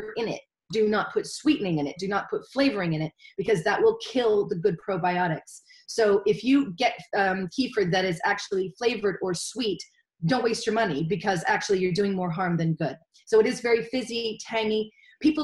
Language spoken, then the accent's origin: English; United States; moved away as an adult; now in Wales, United Kingdom; As an American